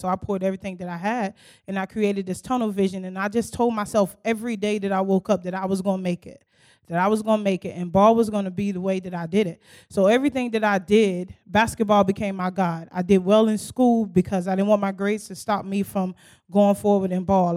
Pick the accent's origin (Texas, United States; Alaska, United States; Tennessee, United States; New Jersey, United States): New Jersey, United States; Newark; now in Knoxville, United States; I'm originally from Newark, New Jersey